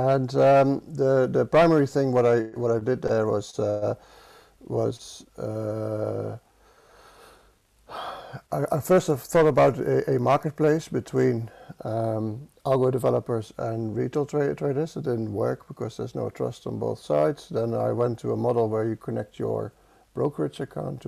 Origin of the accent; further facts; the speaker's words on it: Netherlands; accent: Dutch; English is a second language; I'm Dutch, as you can hear from my accent. It never goes away.